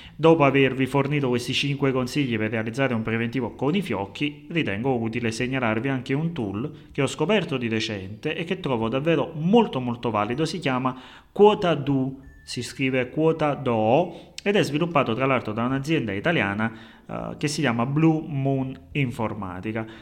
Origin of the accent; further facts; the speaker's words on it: Naples, Campania, Italy; accent: Neapolitan; come potete avvertire, la mia cadenza napoletana